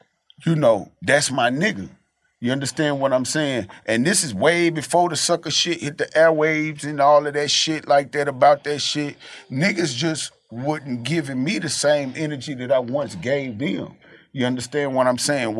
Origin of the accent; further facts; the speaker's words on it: the South, United States; I'm from the South